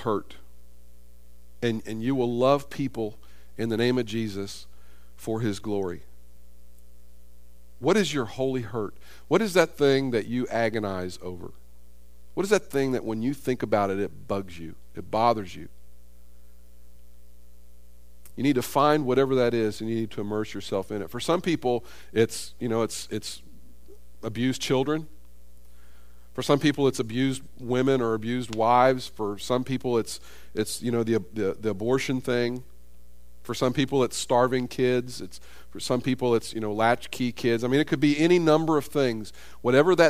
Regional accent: United States; I was born in America. I grew up in an affluent society

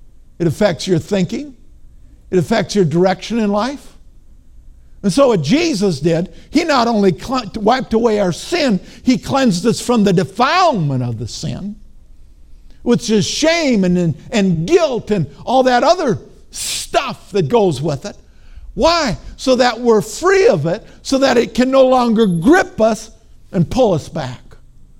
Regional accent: Minnesota, United States; I grew up in Minnesota

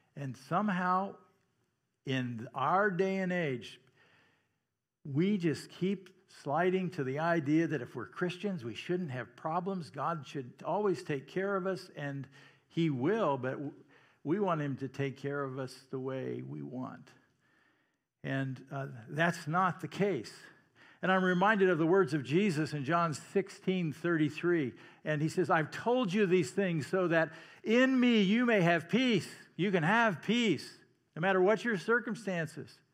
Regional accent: Iowa, United States; I'm from Iowa, so that's how I pronounce Missouri.

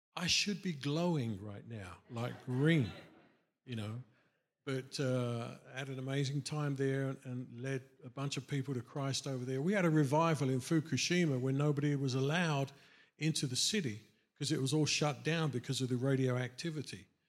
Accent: England, United Kingdom; moved away as an adult; growing up in England

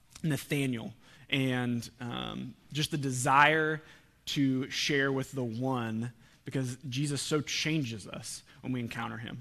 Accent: Oklahoma, United States; we're from Oklahoma

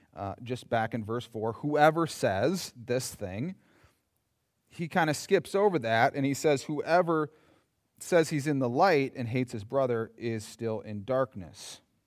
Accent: Yankton, South Dakota, United States; growing up in Yankton

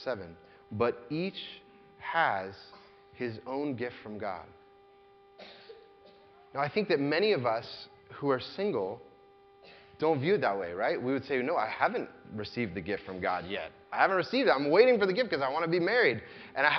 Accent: United States; As American Christians

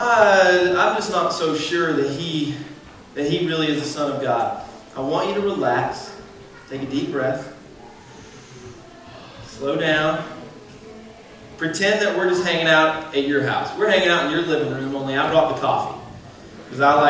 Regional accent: Georgia, United States; accent: southern; You guys are going to have to forgive my southern accent. I'm a Georgia boy.

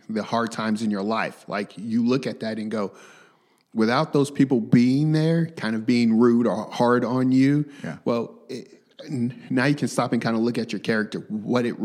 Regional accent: Tulsa, Oklahoma, United States; I was raised in Tulsa. I was raised in North Tulsa, you know, yeah. Turley area, you know, McLain, TSST area.

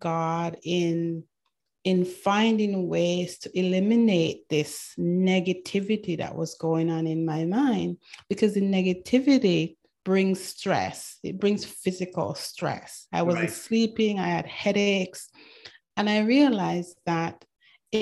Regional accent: Manchester, North West England, United Kingdom; also born or lived in Jamaica / Canada; now in United States; I was born in Jamaica. I grew up in England, Manchester, England.

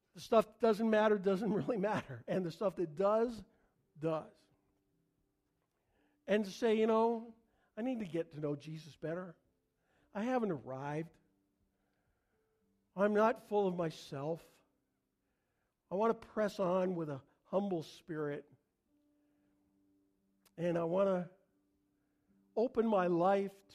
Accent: Canada; I'm Canadian

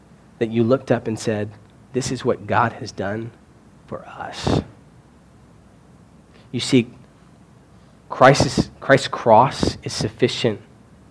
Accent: Kentucky, United States; moved away; I'm from Kentucky

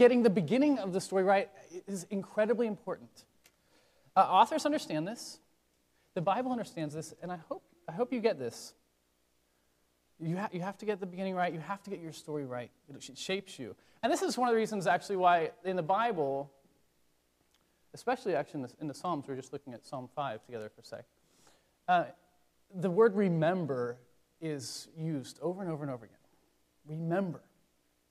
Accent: Washington, United States; now in Virginia, United States; I'm from Washington State

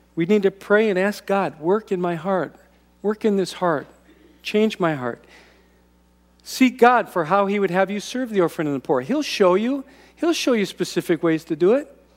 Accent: United States; American Christians

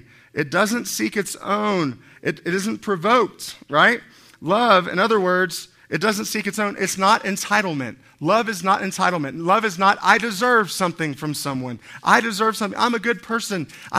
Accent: Miami, Florida, United States; Which is funny because I'm from Miami. I thought I would have had a Spanish accent or something.

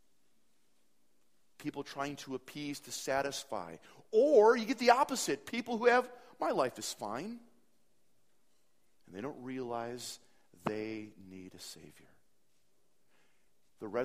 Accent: Appleton, Wisconsin, United States; Appleton, my hometown

